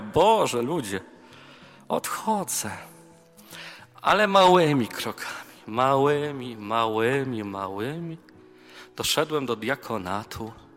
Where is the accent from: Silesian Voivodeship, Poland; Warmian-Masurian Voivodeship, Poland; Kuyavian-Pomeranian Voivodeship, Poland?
Silesian Voivodeship, Poland; near Częstochowa; Ja pochodzę z okolic Częstochowy, więc tam moja mama mnie urodziła.